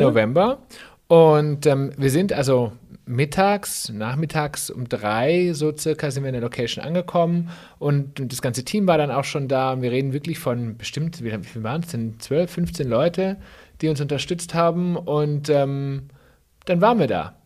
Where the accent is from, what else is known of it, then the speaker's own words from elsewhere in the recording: Swabia, Germany; als Schwabe